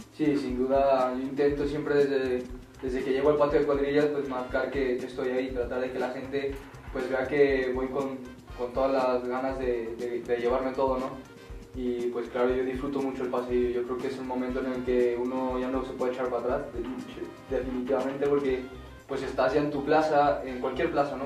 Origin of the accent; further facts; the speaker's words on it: Aguascalientes, Mexico; vuelvo a Aguascalientes, a mi tierra, a mi plaza